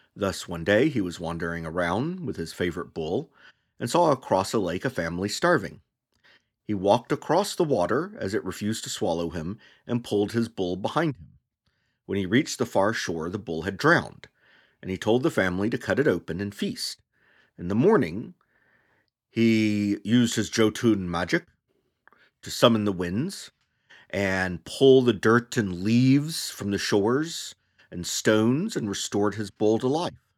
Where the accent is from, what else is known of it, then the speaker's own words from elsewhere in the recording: United States; As an American, I was primarily exposed as a child to mythologies through two books widely used by public schools